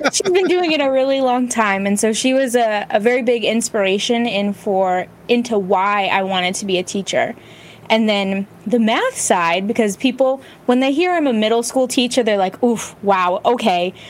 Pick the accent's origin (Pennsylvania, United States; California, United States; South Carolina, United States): California, United States; Bay Area; I grew up in the Bay Area in California, where it's like the tech hub